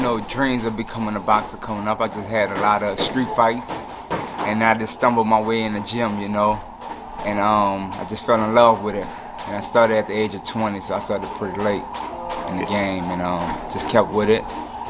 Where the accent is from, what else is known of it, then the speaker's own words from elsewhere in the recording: New Orleans, Louisiana, United States; I'm from New Orleans, Louisiana.